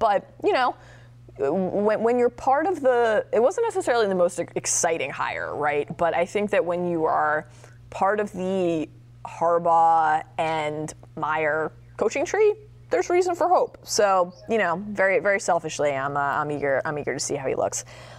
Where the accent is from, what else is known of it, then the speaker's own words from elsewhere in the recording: Maryland, United States; I'm excited to see how my hometown Terps look